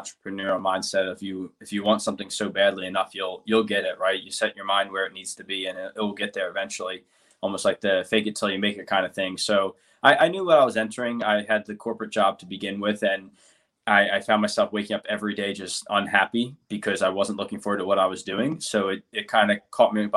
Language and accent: English; New Jersey, United States; moved away as an adult; now in San Diego, United States; I grew up in South Jersey. I slowly moved to North